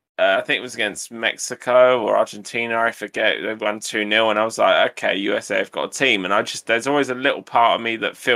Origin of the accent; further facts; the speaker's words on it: England, United Kingdom; To define my nationality, I am actually English